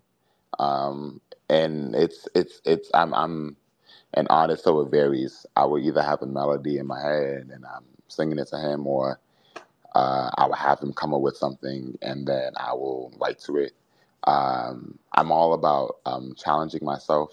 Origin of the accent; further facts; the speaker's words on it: Boston, Massachusetts, United States; I am from Boston